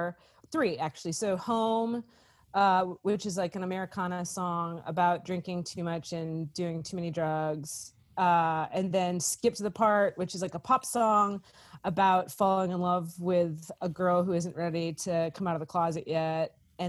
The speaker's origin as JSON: {"language": "English", "region": "East Coast", "country": "United States", "tie": "born or raised there", "said": "growing up on the East Coast and the West Coast, coming to the South, it's just like, I have grown up, as an other my whole life."}